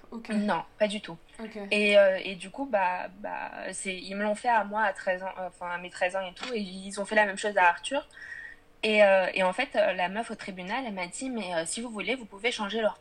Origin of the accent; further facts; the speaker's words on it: France; je suis née en France.